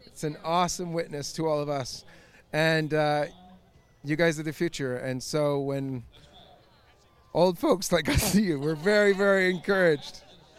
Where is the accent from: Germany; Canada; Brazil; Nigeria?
Canada; Yeah, I'm from Canada